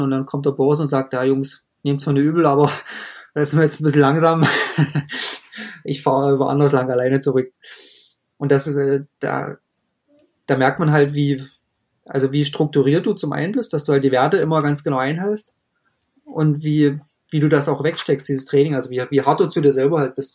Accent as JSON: {"language": "German", "country": "Germany", "said": "bei uns in Deutschland"}